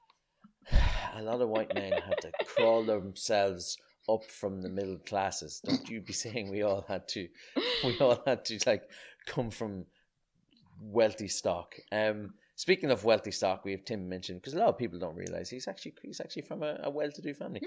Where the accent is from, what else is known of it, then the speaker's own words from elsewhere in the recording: Ireland; I grew up in Ireland d-, during the, uh, the eighties and nineties